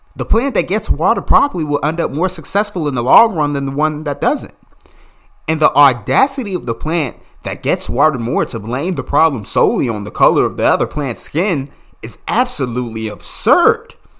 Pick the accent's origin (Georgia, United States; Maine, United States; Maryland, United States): Maryland, United States; Calverton; I grew up in Calverton, Maryland, just fifteen minutes outside of Washington, D C.